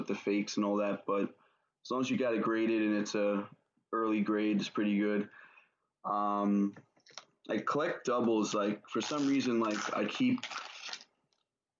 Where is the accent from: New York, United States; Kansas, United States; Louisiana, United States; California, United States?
New York, United States; from New York